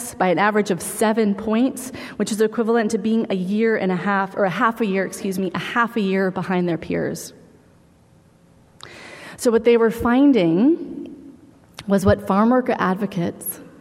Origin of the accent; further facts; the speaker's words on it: San Francisco, California, United States; I was a middle school kid and growing up in San Francisco